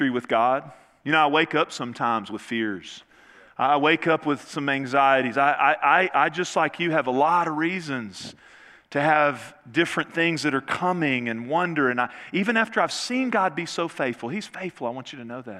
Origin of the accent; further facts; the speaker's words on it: Northeast Texas, United States; I grew up in Northeast Texas